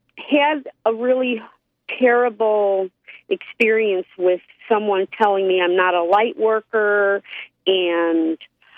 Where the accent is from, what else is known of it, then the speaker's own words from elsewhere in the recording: Oak Park, Illinois, United States; I was born in Oak Park, Illinois. Oak Park is two words.